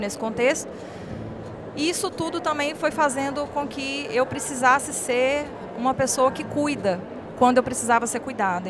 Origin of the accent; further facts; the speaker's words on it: Montes Claros, Minas Gerais, Brazil; now in Belo Horizonte, Brazil; eu sou de Montes Claros. Moro em BH hoje, mas nasci em Montes Claros, Minas Gerais, norte de Minas